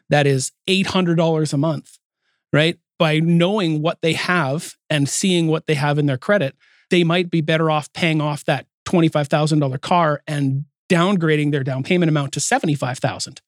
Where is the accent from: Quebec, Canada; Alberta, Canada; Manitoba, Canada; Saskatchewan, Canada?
Alberta, Canada; Calgary; also born or lived in Salmon Arm; now in Port Coquitlam, Canada; I'm from Calgary